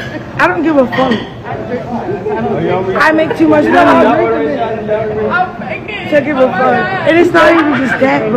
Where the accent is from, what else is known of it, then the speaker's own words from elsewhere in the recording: Detroit, Michigan, United States; now in Dallas, United States; I'm from Detroit though.